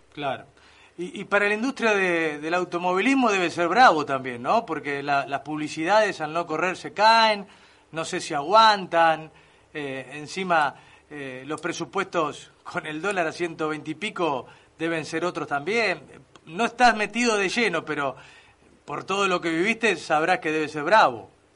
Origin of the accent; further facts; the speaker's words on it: Mercedes, Buenos Aires Province, Argentina; mi familia muy fierrera, mi viejo, mi tío, somos de Mercedes